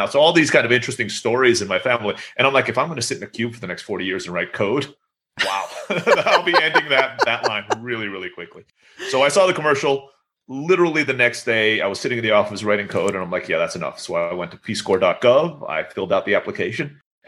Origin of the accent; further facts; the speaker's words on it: Istanbul, Turkey; moved away as an adult; now in Mexico; And I grew up in Istanbul, Turkey. So all my friends were Turkish and I was speaking Turkish.